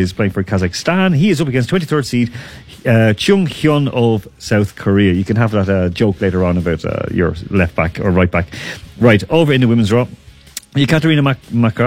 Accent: Dublin, Leinster, Ireland; we're both from Dublin

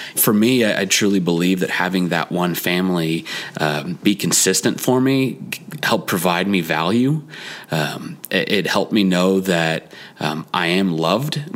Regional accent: Dallas Fort Worth area, Texas, United States; I was born and raised in the Dallas Fort Worth area.

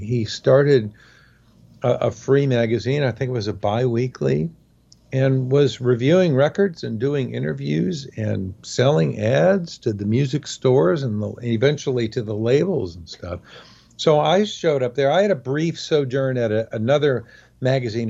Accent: Oakland, California, United States; also born or lived in San Fernando Valley, California; I consider myself, uh, an Oakland native, even though I wasn't actually born here

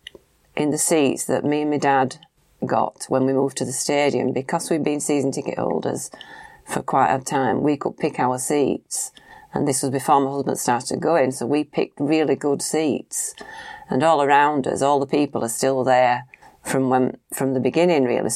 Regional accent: Huddersfield, Yorkshire and the Humber, United Kingdom; also born or lived in Lancashire; my hometown

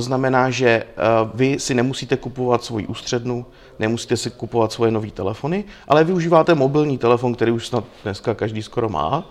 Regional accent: Czechia; u nás v Čechách

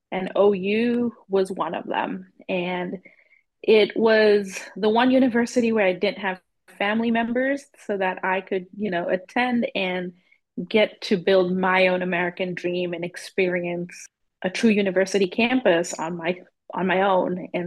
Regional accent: Zambia; moved away as an adult; also born or lived in London / Southern Georgia; now in Oklahoma City, United States; And I grew up in Zambia. I was born in London, grew up in Zambia

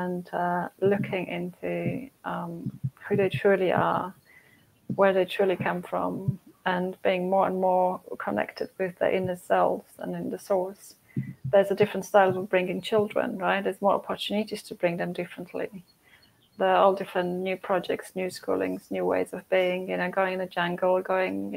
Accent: Poland; moved away; I'm from Poland, Catholic Church, communist

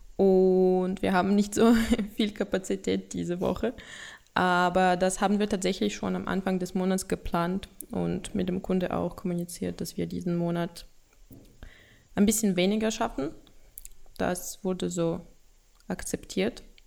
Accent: Russia; German is a second language; Ich komme aus Russland

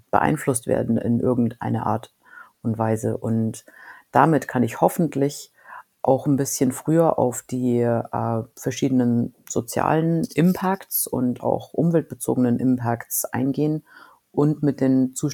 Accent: Moosinning, Bavaria, Germany; moved away as an adult; Ich komme ursprünglich aus Moosinning bei Erding bei München und äh, habe dann in Deutschland studiert und bin danach in die USA gegangen, nachdem ich meinen Doktor fertig gemacht habe.

